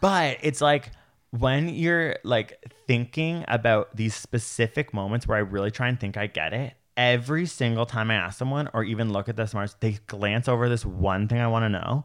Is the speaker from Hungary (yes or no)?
no; Toronto, Ontario, Canada; I'm a city idiot. I grew up in Toronto